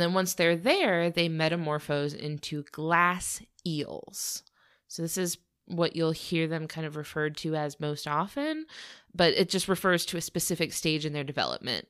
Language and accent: English; Florida, United States; we're from Florida where we have a lot of exposure to the Spanish language